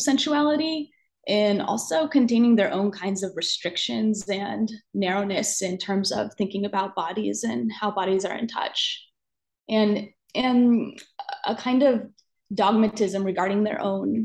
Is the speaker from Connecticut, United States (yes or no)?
no; Pennsylvania, United States; I grew up in Pennsylvania, in a Pennsylvania Dutch family